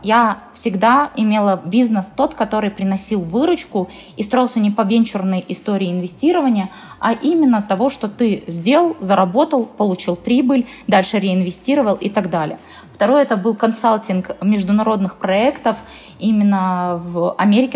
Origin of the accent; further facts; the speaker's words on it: Perm, Perm Krai, Russia; я сама из Перми